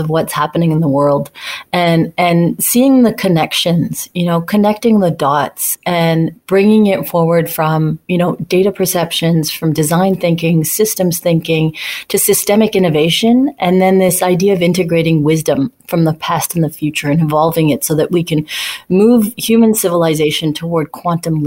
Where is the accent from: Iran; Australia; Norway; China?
Iran; Tehran, Tehran Province; now in Canada; I was born in Tehran, and it was during a war.